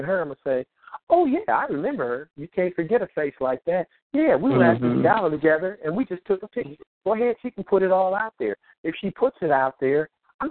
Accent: Bay Area, California, United States; in the neighborhood where we grew up in the Bay Area

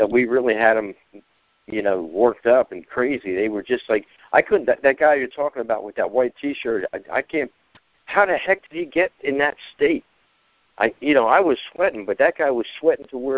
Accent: Essex County, New Jersey, United States; moved away; I came from Essex County

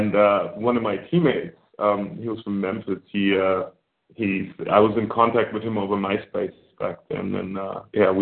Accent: Hamburg, Germany; also born or lived in Iowa, United States; I grew up in Hamburg, which is quite diverse.

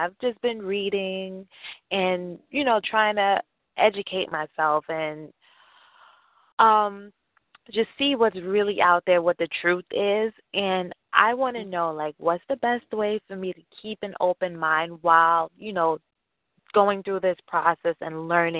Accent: New York City, New York, United States; I'm from New York. I'm from Queens.

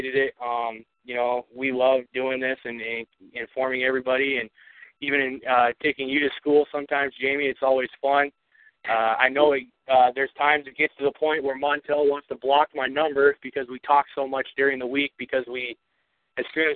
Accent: Montana, United States; moved away; get back to my home state.

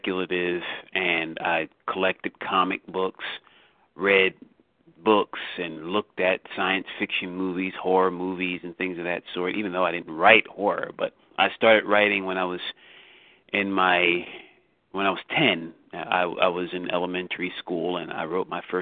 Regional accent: Philadelphia, Pennsylvania, United States; I grew up in Philadelphia, which is southeast Pennsylvania

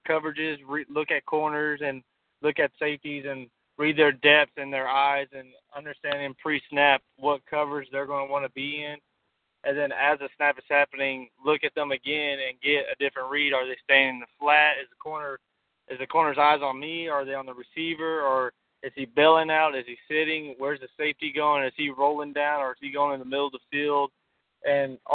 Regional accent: McGregor, Texas, United States; I grew up in McGregor, Texas, a small 2A school here in Central Texas

